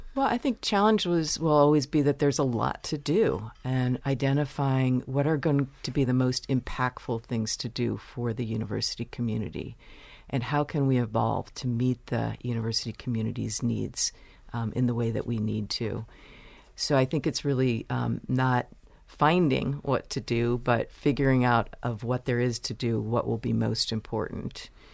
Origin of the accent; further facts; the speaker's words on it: Baltimore, Maryland, United States; moved away as an adult; also born or lived in Chicago / Virginia / New York; now in Michigan, United States; my family moved to Baltimore, where I grew up